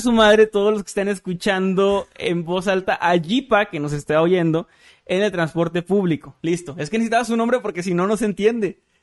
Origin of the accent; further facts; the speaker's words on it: Matamoros, Tamaulipas, Mexico; en mi ciudad natal, mi Matamoros querido